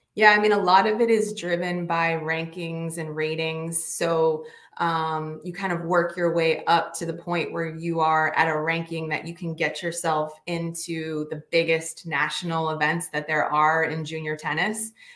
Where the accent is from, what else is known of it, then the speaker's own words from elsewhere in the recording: Northeast, United States; also born or lived in Michigan; I'm from the Northeast